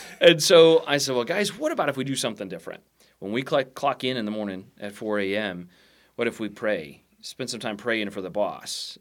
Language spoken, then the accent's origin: English; United States; I'm a Christian first, I'm an American second